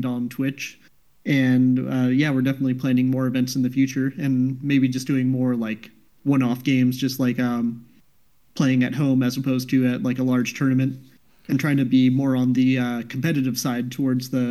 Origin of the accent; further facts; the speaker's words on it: Alaska, United States; moved away; I grew up in Alaska